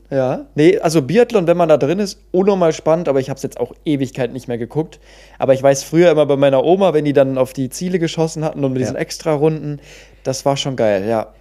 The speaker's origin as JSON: {"language": "German", "town": "Cologne", "region": "North Rhine-Westphalia", "country": "Germany", "said": "als waschechter Kölner"}